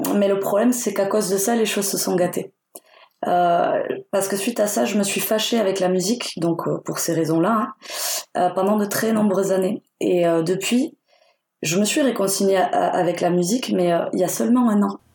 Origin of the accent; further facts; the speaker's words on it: Perpignan, Occitania, France; also born or lived in Spain; je viens des Pyrénées-Orientales. C'est situé à la frontière espagnole. Je suis née à Perpignan